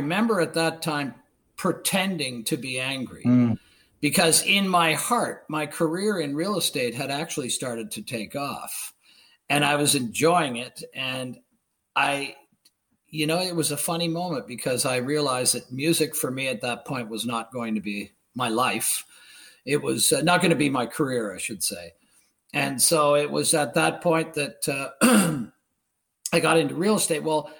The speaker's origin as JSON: {"language": "English", "region": "Ontario", "country": "Canada", "said": "they said, so where are you from? And I said, well, I'm from the Beaches."}